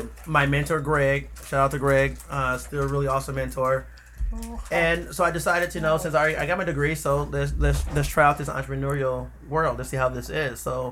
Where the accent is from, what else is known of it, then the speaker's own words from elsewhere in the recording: Milwaukee, Wisconsin, United States; I grew up on the east side of Milwaukee.